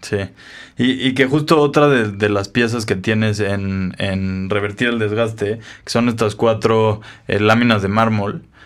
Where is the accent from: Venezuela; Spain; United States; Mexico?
Mexico; nos inventamos como mexicanos